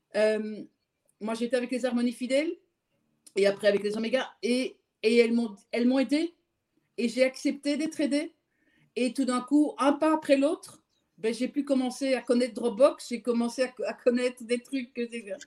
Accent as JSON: {"language": "French", "country": "Belgium", "said": "je suis belge"}